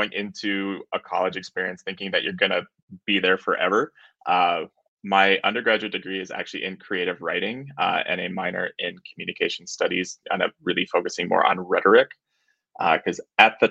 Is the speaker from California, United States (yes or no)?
no; Colorado, United States; I ended up moving back to my hometown in Colorado